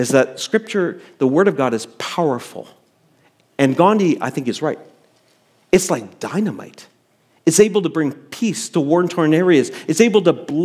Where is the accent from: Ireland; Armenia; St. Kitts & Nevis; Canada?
Canada; before I'm a Canadian, I have citizenship elsewhere